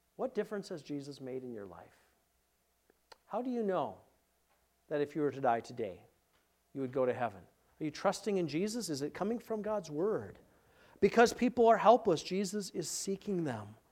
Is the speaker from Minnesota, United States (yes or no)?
yes; Minneapolis, Minnesota, United States; moved away; I'm from Minneapolis